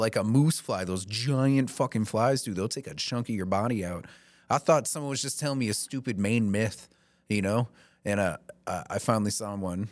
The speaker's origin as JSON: {"language": "English", "region": "the South", "country": "United States", "tie": "born or raised there", "moved": "yes", "lives_now": "Maine, United States", "said": "I grew up in the South"}